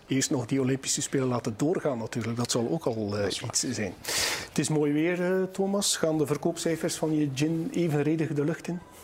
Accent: West Flanders, Belgium; wij in West-Vlaanderen

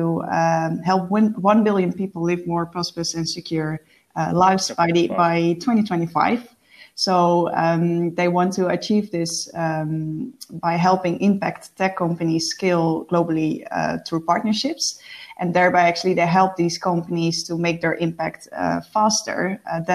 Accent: Netherlands; moved away as an adult; now in Stockholm, Sweden; I'm based in Stockholm, Sweden, as you know, but I'm originally from the Netherlands. I moved to Sweden to expand my career abroad 1.5 years ago.

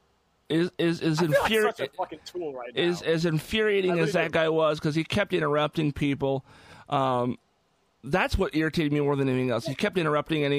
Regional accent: Seattle, Washington, United States; We're not from Arkansas. We're from Seattle.

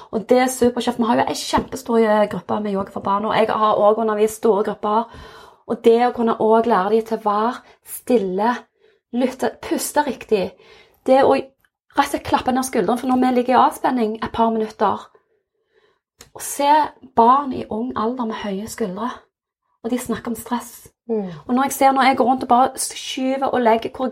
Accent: Innlandet, Norway; Og nå kommer jeg jo fra Valdres.

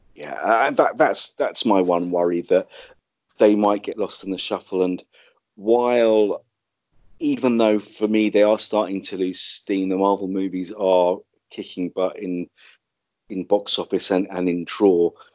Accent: London, United Kingdom; my hometown of London

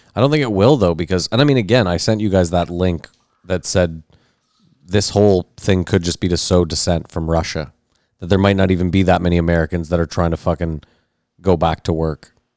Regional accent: Canada; I'm Canadian

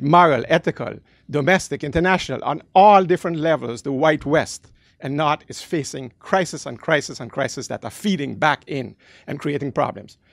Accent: Netherlands; moved away; also born or lived in Caribbean; I'm from the Caribbean, grew up in the Netherlands

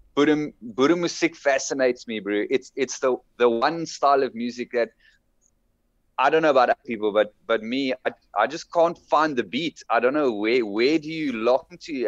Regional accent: Durbanville, Western Cape, South Africa; also born or lived in Bellville; now in Johannesburg area, South Africa; I come from Cape Town. I grew I grew up in Durbanville

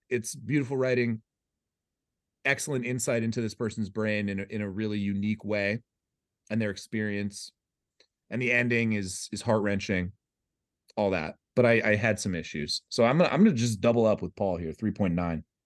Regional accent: United States

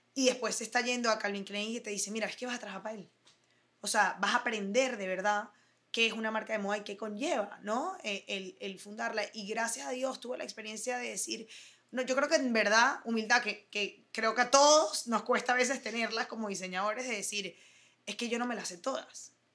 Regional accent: Caracas, Capital District, Venezuela; moved away as an adult; also born or lived in United States / Germany; nací aquí en Venezuela, soy de Caracas, Venezuela, lo digo con muchísimo orgullo y me fui lamentablemente de Venezuela a los 18

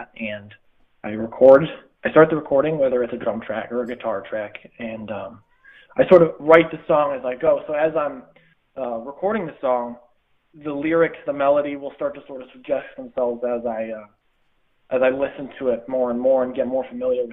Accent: Schuylerville, New York, United States; I grew up in Schuylerville

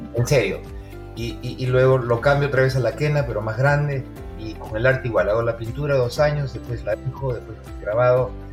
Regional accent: Peru; also born or lived in Arequipa; now in United States; como buen peruano

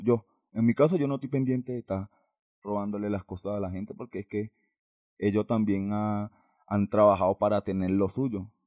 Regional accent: Valencia, Carabobo, Venezuela; moved away as an adult; now in Bogotá, Colombia; yo soy de Valencia.

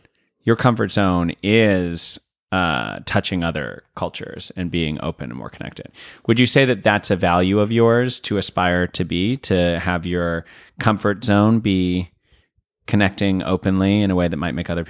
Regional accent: Santa Fe, New Mexico, United States; Santa Fe, New Mexico.

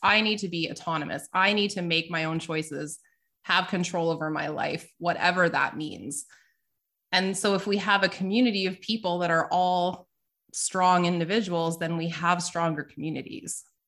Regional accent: Canada; I'm Canadian

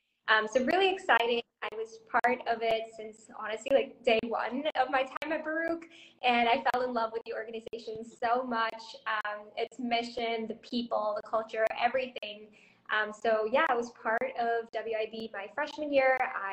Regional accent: India; born there; also born or lived in Thailand / Indonesia; So I was born in India, and I lived in Thailand for like 10 and a half years, and then I moved to Indonesia for like 6 or 7 years before coming to India.

